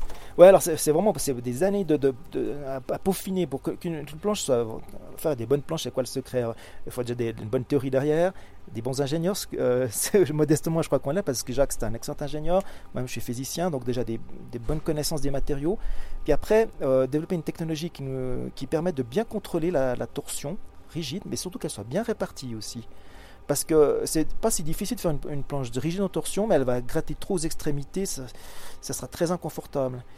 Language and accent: French; Switzerland; je suis suisse